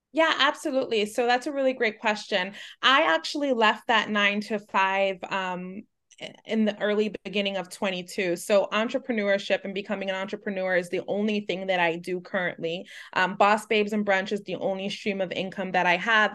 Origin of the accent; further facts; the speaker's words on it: New York City, New York, United States; a Latina growing up in New York City